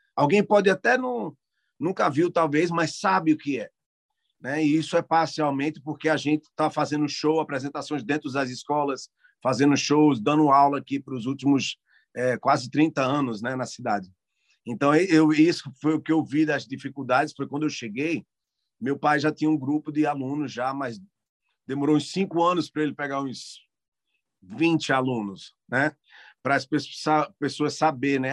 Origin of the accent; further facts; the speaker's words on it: Brazil; now in Canada; Eu sou brasileiro